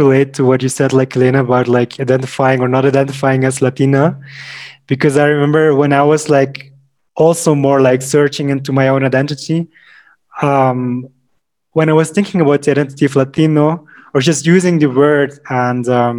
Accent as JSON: {"language": "English", "country": "Belgium", "tie": "born or raised there", "also_born_or_lived": "El Alto, Bolivia", "moved": "yes", "lives_now": "Bolivia", "said": "growing up in Europe."}